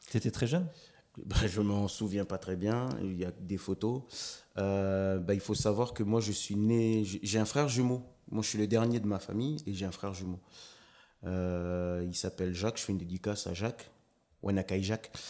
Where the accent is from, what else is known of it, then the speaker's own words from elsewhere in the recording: Lifou, Loyalty Islands Province, New Caledonia; Euh, je suis originaire de l'île de Lifou.